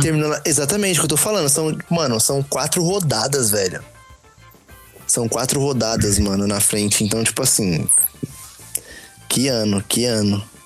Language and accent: Portuguese; São Paulo, Brazil; sou da Zona Sul de São Paulo